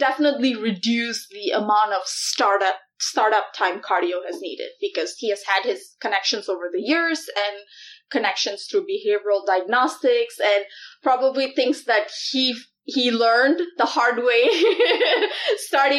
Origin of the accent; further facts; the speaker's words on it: Malaysia; moved away as an adult; now in Iowa, United States; I was born and raised in Malaysia and moved to Iowa when I was 19.